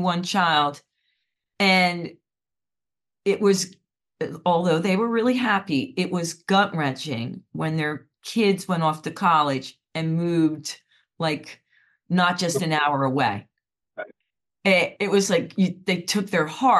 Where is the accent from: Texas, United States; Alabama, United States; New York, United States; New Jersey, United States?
New Jersey, United States; now in Philadelphia suburbs, United States; I grew up in New Jersey, and I live in the suburbs of Philly